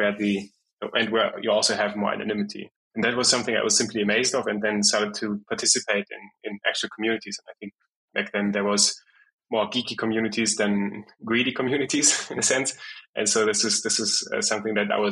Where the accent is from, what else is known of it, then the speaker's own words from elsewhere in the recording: Frankfurt, Hesse, Germany; also born or lived in Brazil; I was born and raised in Frankfurt in Germany